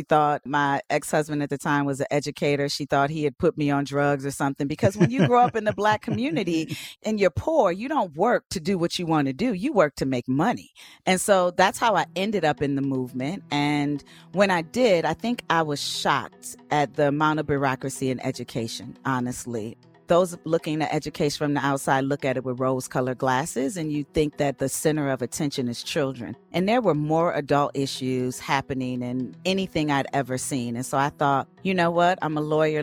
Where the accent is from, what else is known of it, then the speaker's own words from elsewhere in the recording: Rochester, New York, United States; I grew up in Rochester, New York, single mom